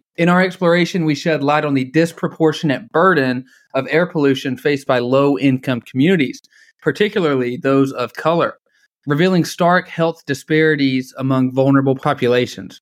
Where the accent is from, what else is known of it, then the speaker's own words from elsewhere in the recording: Dalton, Georgia, United States; also born or lived in Atlanta; growing up in Dalton, Georgia